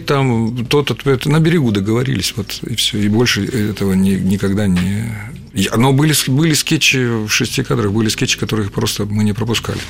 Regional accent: Taganrog, Rostov Oblast, Russia; born or raised there; moved away as an adult; also born or lived in Voronezh; now in Moscow, Russia

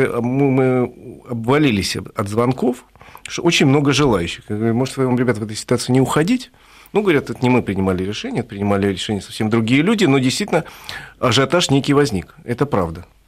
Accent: Moscow, Russia; Москве, это м-, мой родной город

